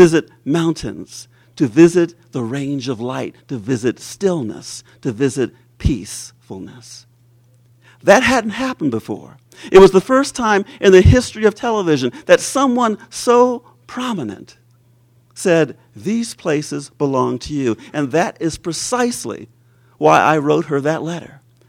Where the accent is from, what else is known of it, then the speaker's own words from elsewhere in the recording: Detroit, Michigan, United States; moved away; also born or lived in Germany / London; When I was a kid growing up in Detroit